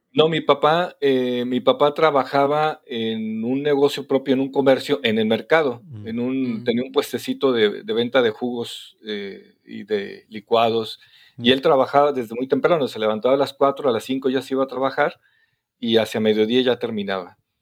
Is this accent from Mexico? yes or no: yes; Torreón, Coahuila, Mexico; now in Guadalajara, Mexico; yo soy de Torreón, Coahuila, soy norteño igual que ustedes